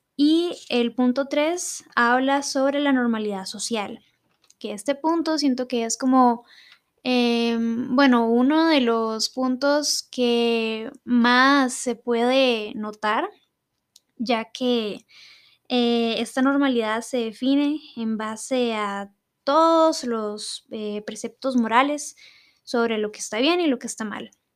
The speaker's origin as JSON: {"language": "Spanish", "country": "Costa Rica", "said": "acá en mi país, Costa Rica"}